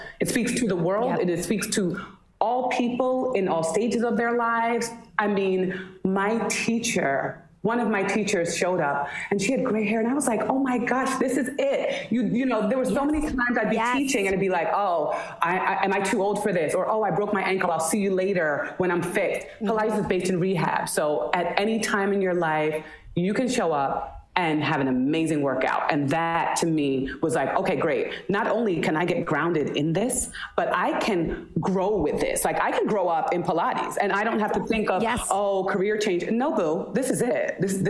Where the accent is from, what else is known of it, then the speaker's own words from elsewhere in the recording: New Jersey, United States; Listen, I love my Jersey roots.